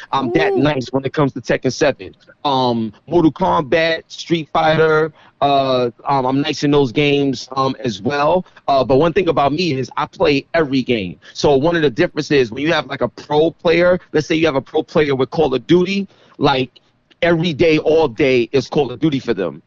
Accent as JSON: {"language": "English", "town": "New York City", "region": "New York", "country": "United States", "said": "I come from East New York, Brooklyn"}